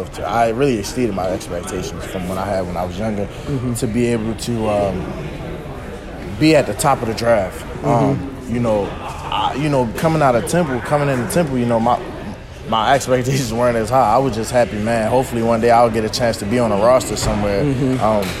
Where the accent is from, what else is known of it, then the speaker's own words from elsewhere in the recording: Baltimore, Maryland, United States; growing up in Baltimore